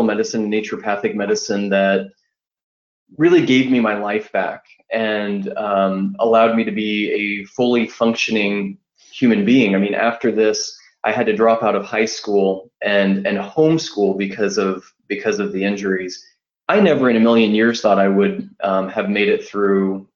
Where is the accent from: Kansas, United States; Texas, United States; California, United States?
Kansas, United States; Wichita; I'm from Wichita, Kansas